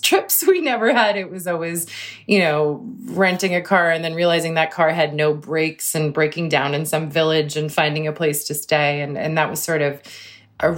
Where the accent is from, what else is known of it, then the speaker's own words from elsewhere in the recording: Cambridge, Massachusetts, United States; I grew up in Cambridge, which was an amazing place to grow up in too